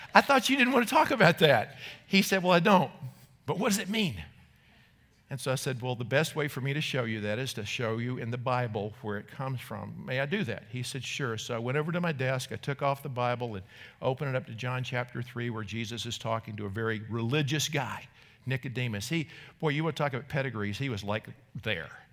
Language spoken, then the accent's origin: English; North Carolina, United States; moved away; when I was a kid growing up in North Carolina